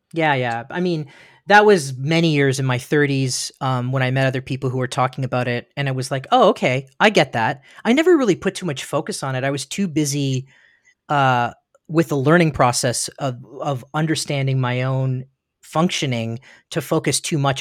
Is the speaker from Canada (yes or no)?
yes; Ontario, Canada; now in Studio City, United States; I was born in Ontario, Ontario, Canada that's um, in the east coast of Canada, and a little town.